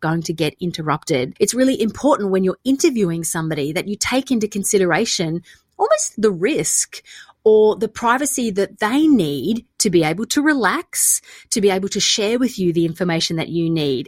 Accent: Australia; moved away; also born or lived in London; I'm Australian

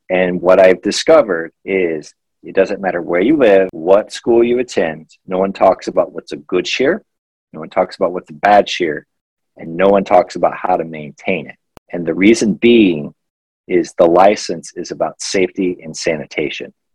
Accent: Missouri, United States; moved away as an adult; also born or lived in New York City; I'm originally from Missouri, but 18 months ago, as I mentioned, I moved here from New York City because I lived there for two years.

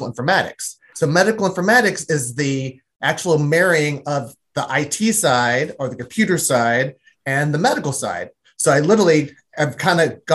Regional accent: Nashville, Tennessee, United States; I grew up in Nashville, Tennessee

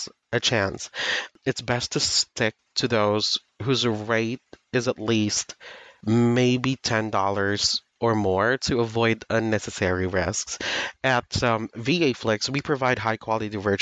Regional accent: Philippines; I am from the Philippines, and not to brag, but I have a great command of English.

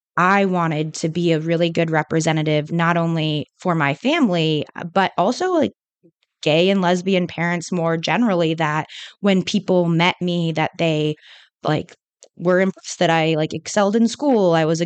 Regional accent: California, United States; I grew up in California, so it was very on the more liberal side, obviously.

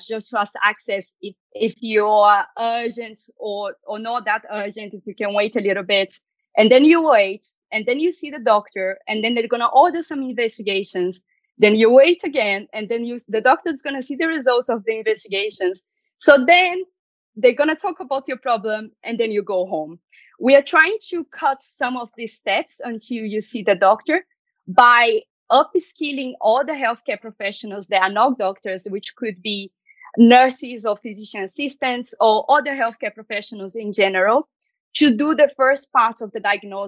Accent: Belo Horizonte, Minas Gerais, Brazil; moved away as an adult; now in London, United Kingdom; I was born and raised in Belo Horizonte

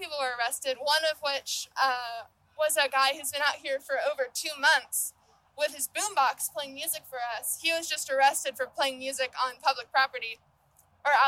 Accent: Austin, Texas, United States; I am from Austin, born and raised

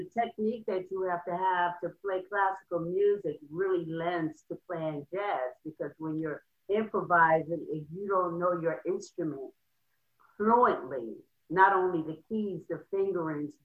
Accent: New Castle, Delaware, United States; I grew up in Newcastle, Delaware, and I went to Rose Hill Elementary School

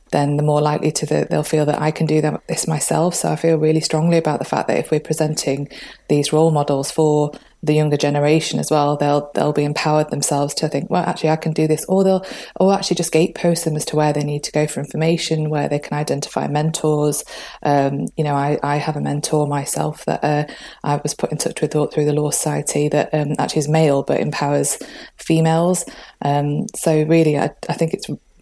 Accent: Manchester, North West England, United Kingdom; moved away as an adult; now in North East England, United Kingdom; I'm from Manchester originally

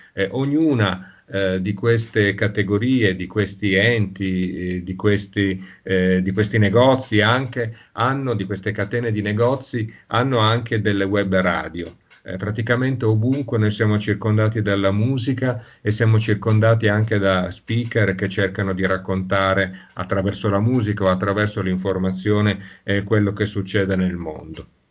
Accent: Turin, Piedmont, Italy; moved away; sono torinese

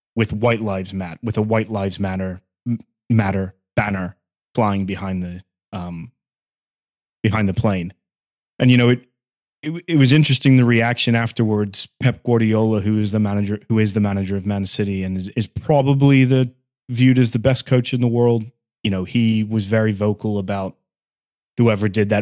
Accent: Sunderland, North East England, United Kingdom; now in United States; I was born in Sunderland and I'm a Sunderland fan

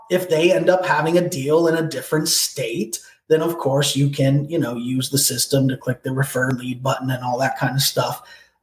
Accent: Portland, Oregon, United States; now in Miami, United States; I'm from Portland originally. I've lived in Miami for the last 15 years

